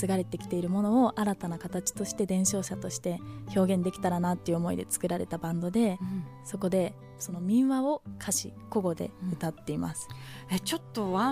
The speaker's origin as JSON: {"language": "Japanese", "region": "Okinawa", "country": "Japan", "tie": "born there", "said": "沖縄生まれなので"}